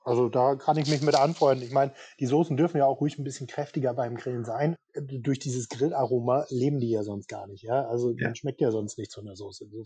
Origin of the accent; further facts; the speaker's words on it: Northern Germany, Germany; now in Rheingau, Germany; ich bin ja eigentlich Norddeutscher, ich komme ja da oben aus deiner Region eigentlich